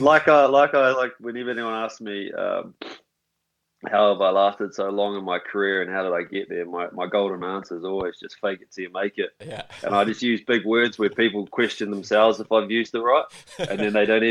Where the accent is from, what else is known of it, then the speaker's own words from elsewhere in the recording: Upper Hutt, Wellington, New Zealand; moved away as an adult; now in Scotland; I raised in Upper Hutt, went to St. Pat's Silverstream College, played all my kid rugby, childhood rugby through Upper Hutt